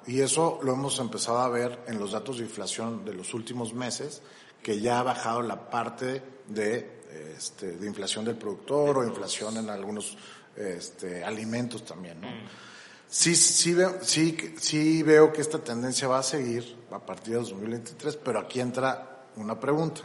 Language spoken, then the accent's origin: Spanish; Mexico